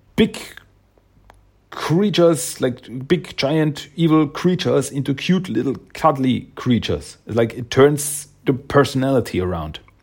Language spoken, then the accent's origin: English; Austria; I am from Austria